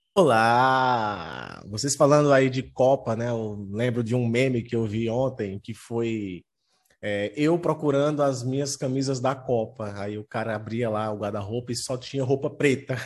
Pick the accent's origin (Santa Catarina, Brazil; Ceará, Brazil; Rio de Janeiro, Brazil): Ceará, Brazil; Juazeiro do Norte; eu estou no Ceará, eu sou da cidade de Juazeiro do Norte